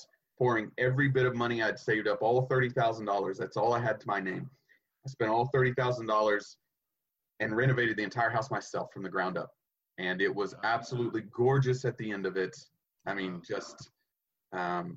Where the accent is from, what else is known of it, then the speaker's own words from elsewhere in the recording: East Tennessee, United States; moved away; I grew up in East Tennessee